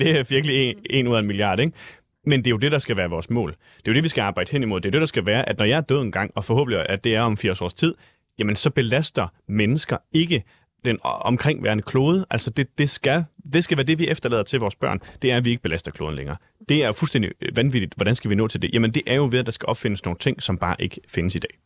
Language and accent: Danish; Vejle, Southern Denmark, Denmark; moved away; jeg var selv fra Vejle